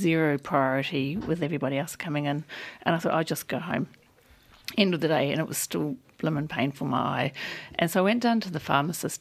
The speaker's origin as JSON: {"language": "English", "country": "New Zealand", "accent": "New Zealand", "moved": "yes", "lives_now": "Australia", "said": "my New Zealand accent"}